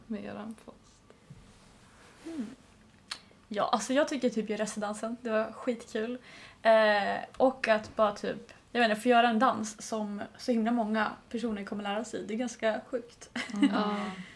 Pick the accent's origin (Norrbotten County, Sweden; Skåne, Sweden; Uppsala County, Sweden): Uppsala County, Sweden; Uppsala; jag kom ändå från Uppsala